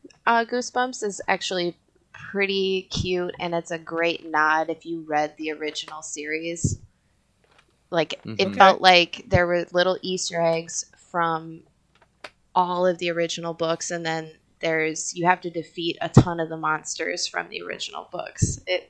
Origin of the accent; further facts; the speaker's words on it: Canada; As a Canadian, where each how book can you was like.